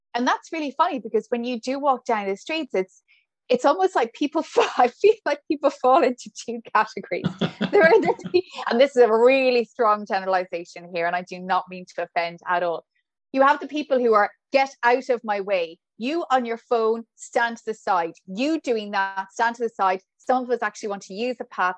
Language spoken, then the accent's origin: English; Ballinasloe, Connacht, Ireland; accent: Irish; moved away as an adult; also born or lived in Saudi Arabia; now in Brooklyn, New York, United States; I'm from Galway